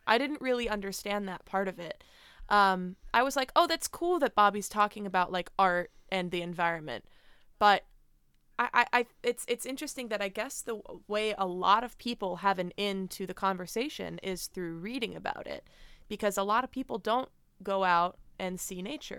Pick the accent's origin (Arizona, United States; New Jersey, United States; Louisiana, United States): New Jersey, United States; Middletown; moved away as an adult; also born or lived in New York; now in Phoenix, United States; Growing up in Jersey